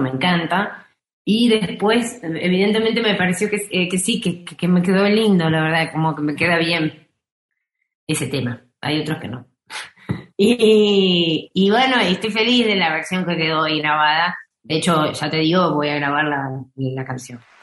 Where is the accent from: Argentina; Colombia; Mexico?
Argentina; Buenos Aires; moved away as an adult; now in Salta, Argentina; nací en Buen Barrio de Boedo, pero después mi infancia la pasé en Villaluro.